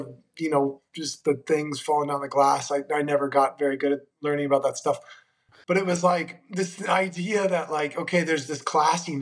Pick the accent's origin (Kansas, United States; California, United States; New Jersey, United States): California, United States; Monterey; also born or lived in Cleveland, Ohio; I was born in Cleveland, Ohio, of all places. So closer to where you are, not totally up there, but getting close. I was raised in Monterey, California